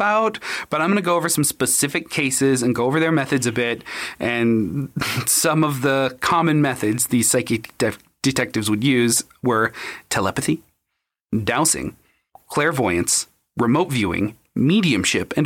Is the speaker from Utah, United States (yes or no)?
yes; Utah, United States; we're from Utah